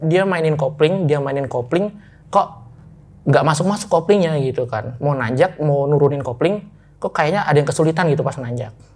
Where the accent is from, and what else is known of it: Jepara, Central Java, Indonesia; born or raised there; moved away as an adult; also born or lived in Jakarta